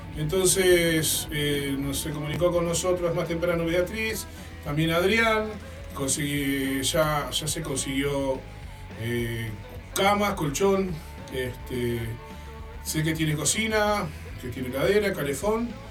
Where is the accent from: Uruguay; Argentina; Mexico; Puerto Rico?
Uruguay; como buen uruguayo que soy